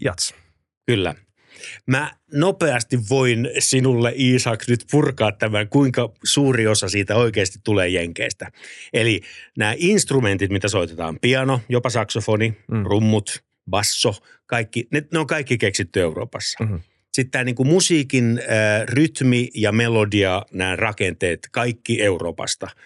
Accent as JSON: {"language": "Finnish", "town": "Helsinki", "region": "Uusimaa", "country": "Finland", "tie": "born or raised there", "said": "olen siis Maunulasta, Pohjois-Helsingistä ja lähin musiikkiluokka, kun mennään yläasteelle, on Oulukylässä."}